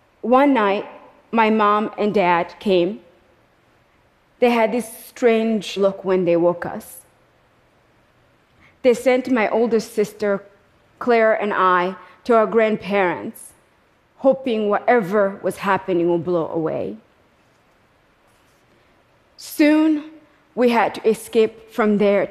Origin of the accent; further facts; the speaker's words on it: Kigali, Rwanda; moved away; I was born in Kigali, Rwanda